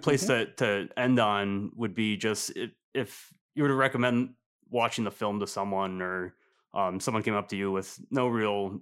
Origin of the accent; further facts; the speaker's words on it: Michigan, United States; I'm from Michigan